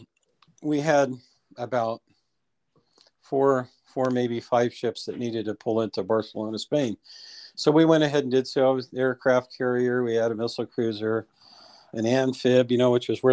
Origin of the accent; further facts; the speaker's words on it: United States; being American, we're exposed to a lot of Spanish.